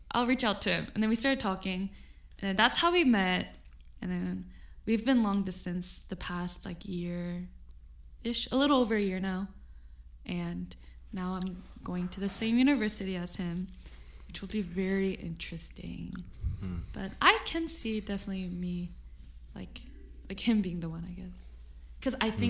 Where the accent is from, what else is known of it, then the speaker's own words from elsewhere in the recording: California, United States; it seemed like I was from California